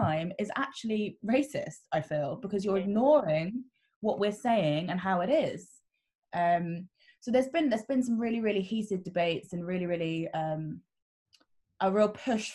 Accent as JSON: {"language": "English", "area": "Surrey", "region": "South East England", "country": "United Kingdom", "tie": "born or raised there", "said": "I grew up in Surrey"}